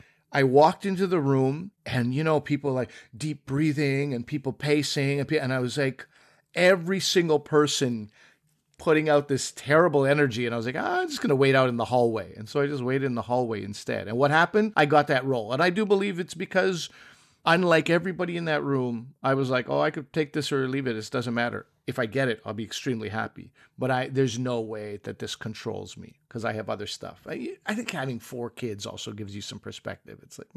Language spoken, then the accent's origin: English; Pakistan; I was like, oh, Pakistani. Yes, I am Pakistani.